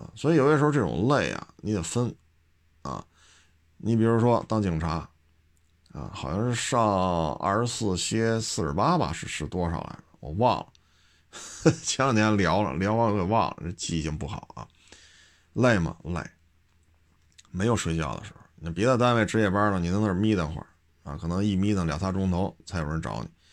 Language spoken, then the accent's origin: Chinese; Beijing, China; 我生在这儿，长在这儿